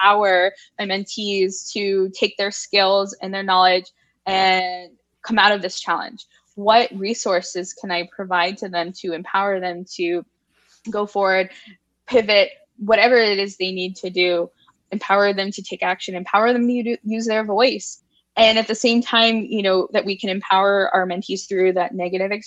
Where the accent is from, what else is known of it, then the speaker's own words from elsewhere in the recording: Virginia, United States; I'm a Virginia native, very passionate about Virginia. I'm a Southerner